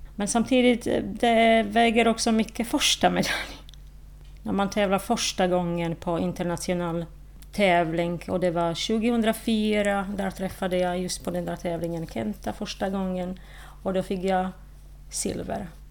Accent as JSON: {"language": "Swedish", "country": "Slovakia", "second_language": "Swedish", "moved": "as an adult", "lives_now": "Åland, Finland", "said": "i Slovakien, i mitt hemland"}